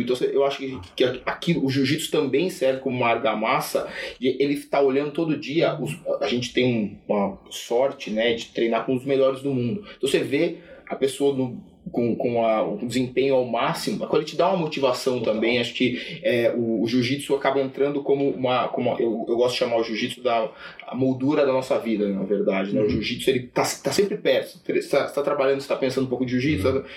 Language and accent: Portuguese; Sorocaba, São Paulo, Brazil; eu tive uma, uma, uma infância é, longe de São Paulo, longe do centro financeiro. Eu sou, sou de Sorocaba